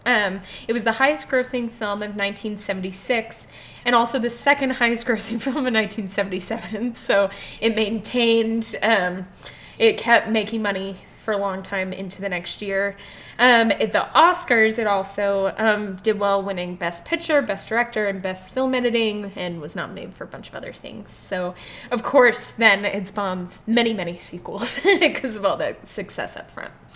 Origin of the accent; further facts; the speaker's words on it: Las Vegas, Nevada, United States; I'm from Vegas.